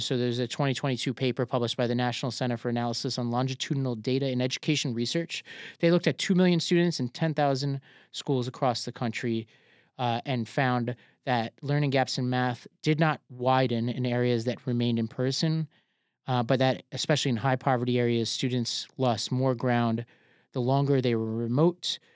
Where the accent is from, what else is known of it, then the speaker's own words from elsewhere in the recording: New York City, New York, United States; I grew up in New York City